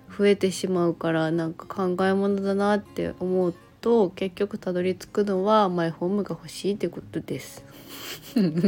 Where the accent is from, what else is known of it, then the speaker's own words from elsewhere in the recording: Miyazaki, Japan; accent: Miyazaki dialect; also born or lived in Kagoshima; 自分たちの場合は宮崎県出身でも宮崎の中でしか移動してない